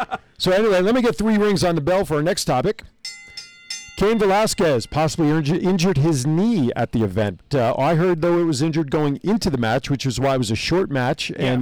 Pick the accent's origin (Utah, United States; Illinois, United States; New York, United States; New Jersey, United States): New Jersey, United States; I'm from Jersey.